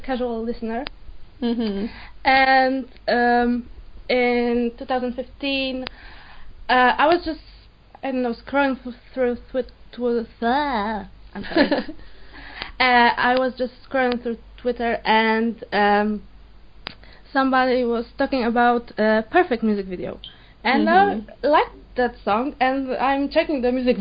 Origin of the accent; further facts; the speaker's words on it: Poland; Poland, yeah. This is why my accent sounds like this.